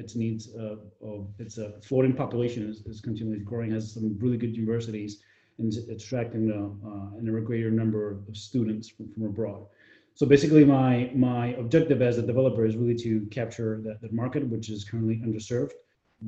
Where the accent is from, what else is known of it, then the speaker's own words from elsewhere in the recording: New York, United States; moved away as an adult; also born or lived in Madrid, Spain; now in Valencia, Spain; I was born in New York, raised for the most part in New York, but I also spent a significant amount of time here in Spain